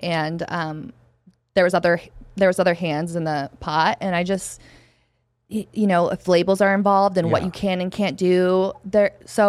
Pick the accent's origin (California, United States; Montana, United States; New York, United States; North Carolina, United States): Montana, United States; Flathead Valley; now in Arizona, United States; Where I'm from the Flathead Valley, Kalispell, Big Fork, Whitefish, Polson.